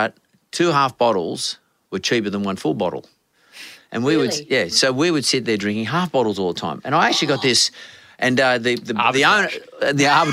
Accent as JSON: {"language": "English", "town": "Sydney", "region": "New South Wales", "country": "Australia", "tie": "born or raised there", "said": "I grew up in Punch Bowl"}